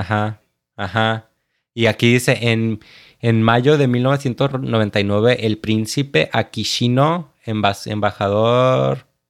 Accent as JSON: {"language": "Spanish", "town": "Tapachula", "region": "Chiapas", "country": "Mexico", "tie": "born or raised there", "also_born_or_lived": "United States (birthplace)", "moved": "yes", "said": "yo me fui a vivir con papá a Chiapas. Tengo doble nacionalidad y pues, y pues ahí me crié."}